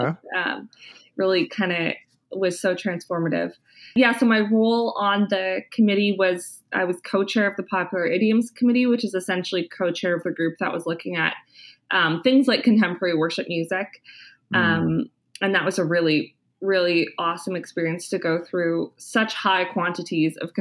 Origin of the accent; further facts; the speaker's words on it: Kitchener-Waterloo, Ontario, Canada; moved away as an adult; also born or lived in Winnipeg, Canada; now in Ottawa, Canada; I'm originally from Kitchener-Waterloo, Ontario